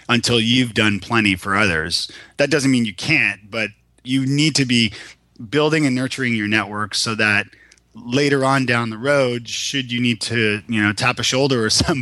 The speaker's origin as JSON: {"language": "English", "town": "Toronto", "region": "Ontario", "country": "Canada", "moved": "as an adult", "lives_now": "Nashville, United States", "said": "I'm from Toronto originally"}